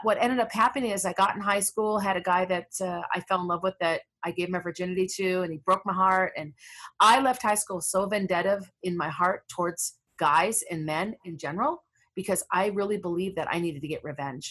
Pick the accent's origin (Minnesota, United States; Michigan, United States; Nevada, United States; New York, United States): Minnesota, United States; Minneapolis; I'm from Minneapolis, where all the crazy stuff's going on right now. That neighborhood actually was with the neighborhood I grew up